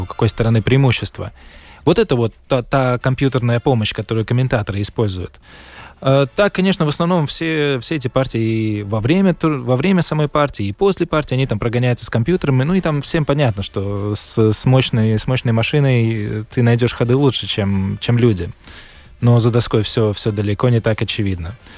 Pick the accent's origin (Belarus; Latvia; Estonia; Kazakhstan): Latvia; я говорю, ну, из Латвии